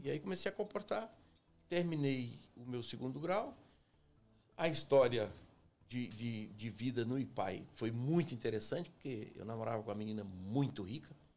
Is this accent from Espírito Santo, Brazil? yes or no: yes; Afonso Cláudio, Espírito Santo, Brazil; moved away as an adult; also born or lived in São Gabriel da Palha / Belo Horizonte / São Paulo; cresci no interior, no, no chamado Córrego do Ribeirão